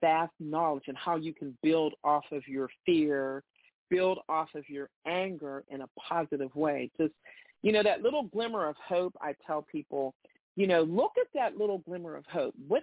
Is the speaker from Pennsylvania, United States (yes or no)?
yes; Pittsburgh, Pennsylvania, United States; I was born and raised in the North